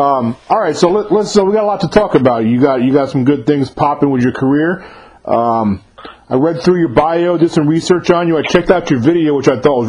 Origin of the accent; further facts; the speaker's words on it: about 40 minutes north of the Bronx, New York, United States; So I'm from about 40 minutes north of the Bronx.